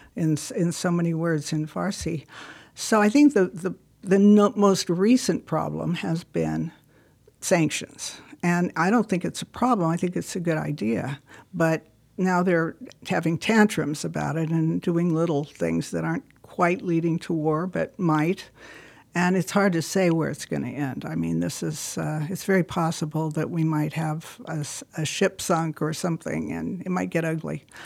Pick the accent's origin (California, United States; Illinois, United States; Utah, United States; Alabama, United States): California, United States; moved away; I was from California